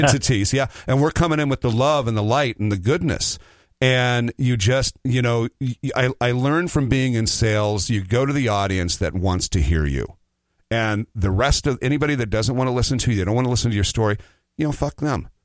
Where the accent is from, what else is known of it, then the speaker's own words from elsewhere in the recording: Nebraska City, Nebraska, United States; a little town outside of Nebraska called Nebraska City, Nebraska. It's the home of Arbor Day